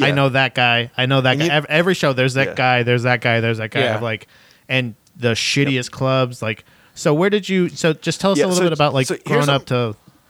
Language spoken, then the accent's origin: English; St. Petersburg, Florida, United States; I'm from St. Pete.